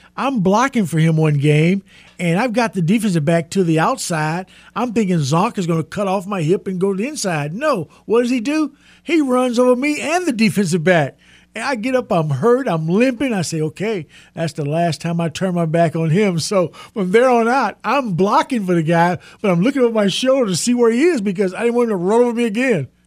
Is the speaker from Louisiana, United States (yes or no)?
no; Texas, United States; I'm from Texas